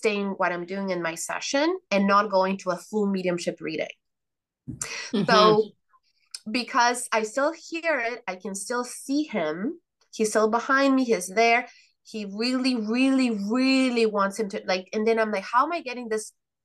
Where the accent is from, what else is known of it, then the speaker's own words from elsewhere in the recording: Mexico; moved away; I come from Mexico